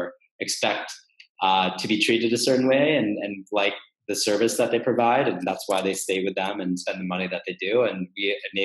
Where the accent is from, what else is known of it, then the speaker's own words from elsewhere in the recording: Texas, United States; now in New York, United States; I'm from Texas originally